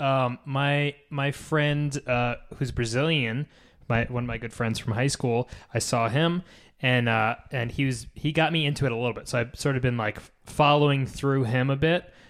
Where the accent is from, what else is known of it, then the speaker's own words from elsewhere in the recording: United States; we're American. We live in the U S